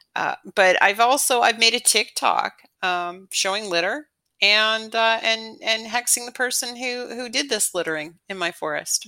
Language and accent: English; Canada; born or raised there; moved away as an adult